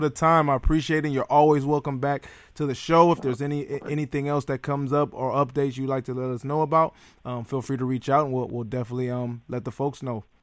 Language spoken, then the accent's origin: English; Detroit, Michigan, United States; my hometown lions